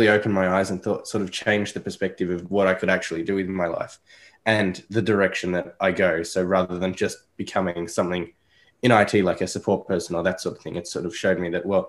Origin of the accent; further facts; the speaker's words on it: Melbourne, Victoria, Australia; I'm from Melbourne, Australia, so the other side of the world